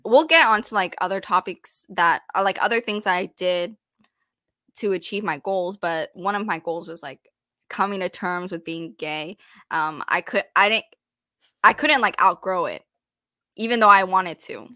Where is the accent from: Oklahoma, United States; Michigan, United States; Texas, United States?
Texas, United States; I grew up in Texas, and I feel like I really enjoyed my experience growing up here